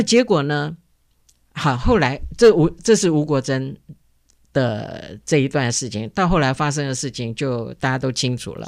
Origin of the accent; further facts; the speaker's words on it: Taiwan; 我们台湾人